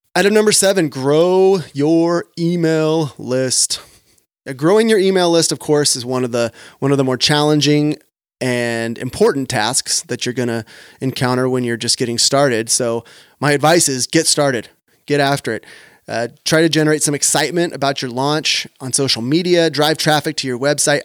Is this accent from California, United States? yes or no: yes; Sacramento, California, United States; right here in my hometown of Sacramento